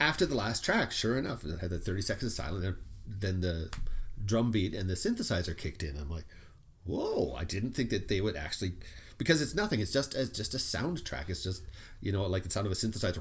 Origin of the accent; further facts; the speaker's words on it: Canada; we're Canadian